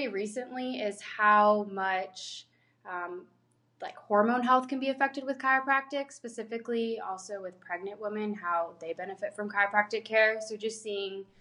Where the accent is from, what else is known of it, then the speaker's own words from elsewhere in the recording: Tampa, Florida, United States; moved away as an adult; also born or lived in Louisiana; I'm originally from Tampa